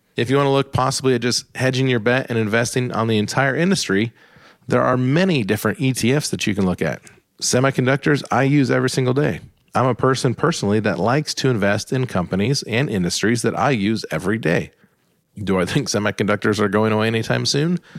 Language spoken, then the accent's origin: English; Columbus, Ohio, United States; my hometown of Columbus, Ohio.